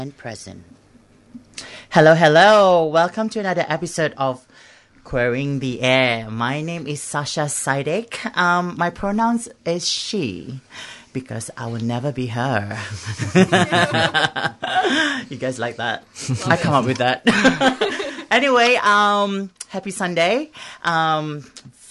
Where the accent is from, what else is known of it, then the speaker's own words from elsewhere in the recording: Singapore; now in Melbourne, Australia; I'm from Singapore